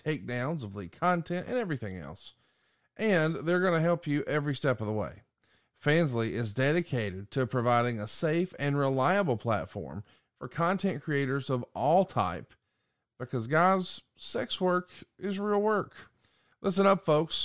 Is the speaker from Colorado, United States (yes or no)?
no; Alabama, United States; I'm from Alabama